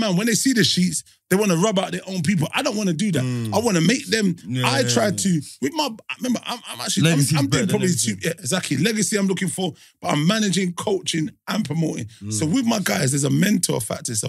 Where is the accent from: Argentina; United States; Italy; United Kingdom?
United Kingdom; London; we're from London.